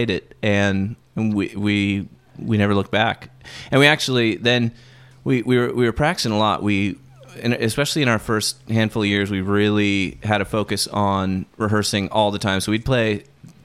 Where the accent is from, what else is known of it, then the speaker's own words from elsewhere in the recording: Wenatchee, Washington, United States; We grew up in Wenatchee over the mountains